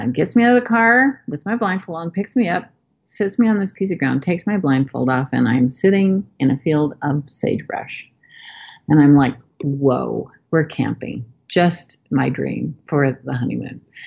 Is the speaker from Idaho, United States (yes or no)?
yes; Montpelier, Idaho, United States; moved away as an adult; also born or lived in Boston; I'm from Montpelier, Idaho, and we were married in Logan